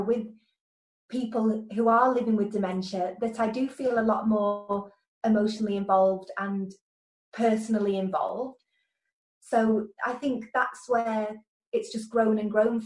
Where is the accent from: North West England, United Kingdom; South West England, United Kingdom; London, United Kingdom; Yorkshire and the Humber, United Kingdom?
North West England, United Kingdom; Lancashire; now in Merseyside, United Kingdom; I'm from Lancashire and I now live in Merseyside near Liverpool